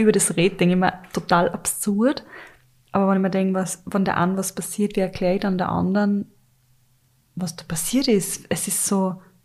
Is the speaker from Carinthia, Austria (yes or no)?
yes; Carinthia, Austria; ich bin ja in Kärnten aufgewachsen und wir waren wirklich in einem Dorf